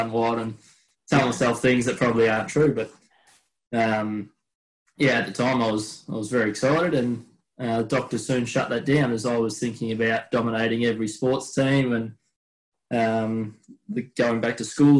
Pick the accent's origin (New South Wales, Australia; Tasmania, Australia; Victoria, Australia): Victoria, Australia; Melbourne; where we grew up, which was just on the outskirts of Melbourne